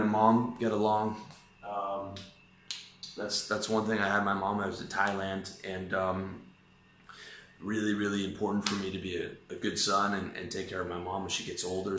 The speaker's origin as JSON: {"language": "English", "country": "Canada", "also_born_or_lived": "Taiwan", "moved": "yes", "said": "I'm Canadian. That's where my passport's from"}